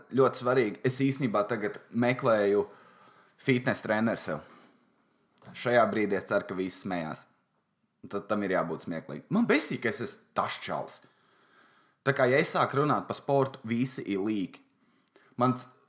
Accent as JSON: {"language": "Latvian", "town": "Valmiera", "region": "Vidzeme", "country": "Latvia", "said": "Es esmu no Valmieras"}